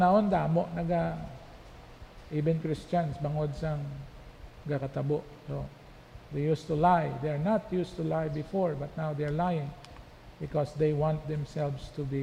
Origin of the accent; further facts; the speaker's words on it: Philippines; moved away; as a Filipino